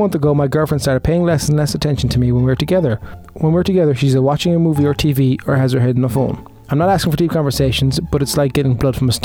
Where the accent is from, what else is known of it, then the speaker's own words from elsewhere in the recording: Ireland; I can't even speak Irish. I'm Irish